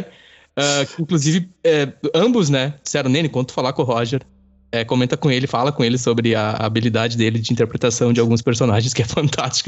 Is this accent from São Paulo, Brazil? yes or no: no; Campo Bom, Rio Grande do Sul, Brazil; also born or lived in Araricá; Eu sou nascido em Campo Bom e aí moro em Araricá por oito anos